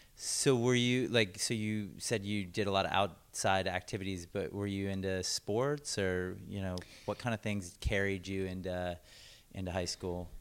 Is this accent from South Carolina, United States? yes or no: no; Washington, District of Columbia, United States; moved away as an adult; also born or lived in Virginia; now in Portland, United States; I grew up in D C